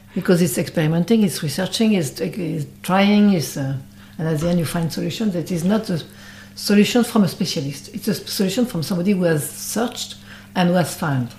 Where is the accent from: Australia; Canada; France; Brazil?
France; Brittany; English is a second language; I'm from Brittany